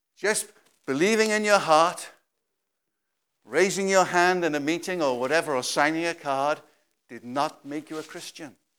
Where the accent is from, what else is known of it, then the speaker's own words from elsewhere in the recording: Wales, United Kingdom; I came all the way from Wales